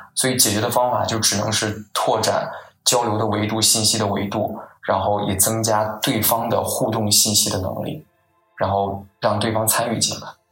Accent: Henan, China; now in United States; 比如说我是河南人，然后我们河南的驻美老乡会

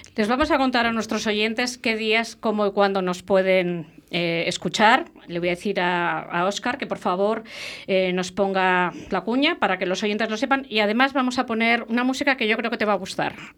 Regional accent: La Rioja, Spain; yo soy riojana de nacimiento, siempre lo digo, soy riojana de nacimiento

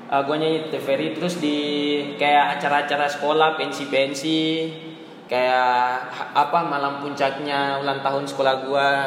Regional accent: Jayapura, Papua, Indonesia; Gua kan dari Papua dari tepatnya di Jayapura.

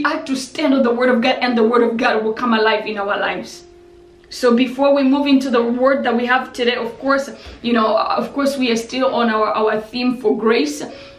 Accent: DR Congo; because I experienced stuff like this when I was still young, because I grew up in Congo.

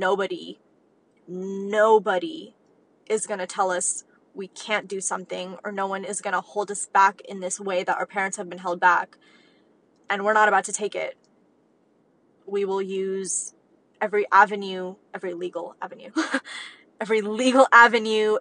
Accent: United States; as American kids

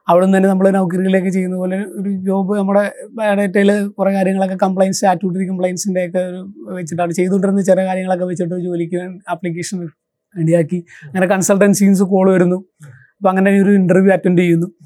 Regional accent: Cherthala, Kerala, India; എൻ്റെ സ്വദേശം ആലപ്പുഴ ജില്ലയിൽ ചേർത്തലയിൽ മാടക്കൽ എന്ന് പറഞ്ഞ സ്ഥലത്താണ് ഞാൻ ജനിച്ചതും വളർന്നതൊക്കെ

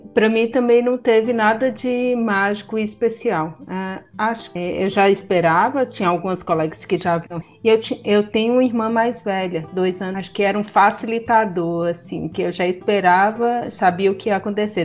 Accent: Montes Claros, Minas Gerais, Brazil; Eu também sou mineira, sou daqui de Montes Claros.

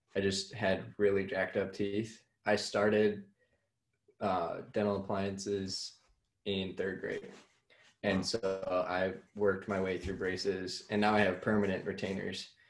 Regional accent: Iowa, United States; I'm from Iowa

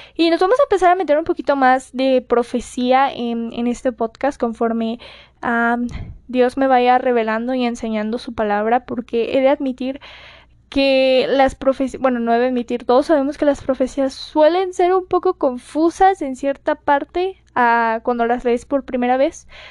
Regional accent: Mexico; para mi gente de México, que como saben ya estamos muy acostumbrados a los sismos acá

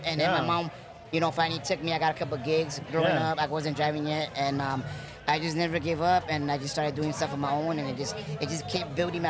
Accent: Los Angeles, California, United States; I grew up in Pacoima.

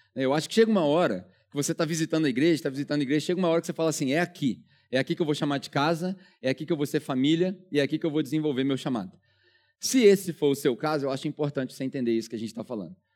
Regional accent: Brazil; moved away as an adult; also born or lived in New Zealand; Eu não tinha a menor pretensão de voltar pro Brasil

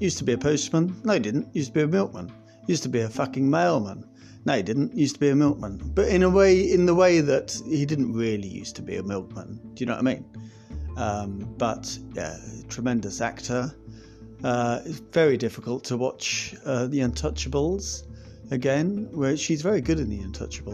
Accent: Scotland, United Kingdom; being Scottish as I am

